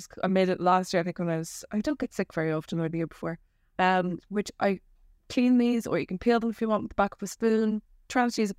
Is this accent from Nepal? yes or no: yes; Nepal; In India, where I grew up in Nepal, because on my childhood